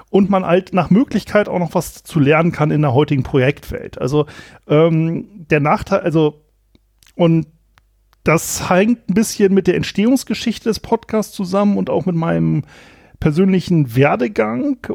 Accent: Germany; ich komme aus dem Anfang des Weserberglands und da ist es ähm, so gewesen, kleines Dorf, bisschen konservativ.

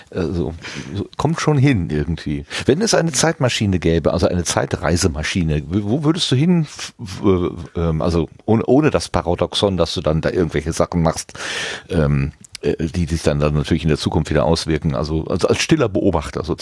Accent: North Rhine-Westphalia, Germany; Ich bin ein Kind des Ruhrgebietes, also und kenne das Ruhrgebiet vom, äh, ja, als noch äh, Stahl und Kohle geprägtes Industrierevier, mehr oder weniger.

